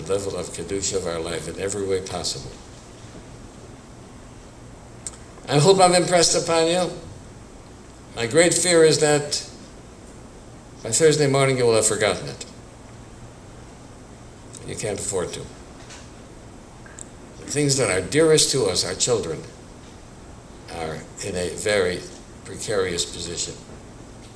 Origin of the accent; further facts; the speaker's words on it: Milwaukee, Wisconsin, United States; I was born and raised in Milwaukee, Wisconsin in the early 1930s.